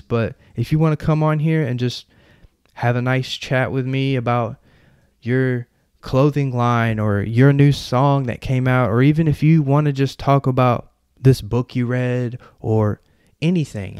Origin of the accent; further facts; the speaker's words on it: Murfreesboro, Tennessee, United States; I'm from Murfreesboro, Tennessee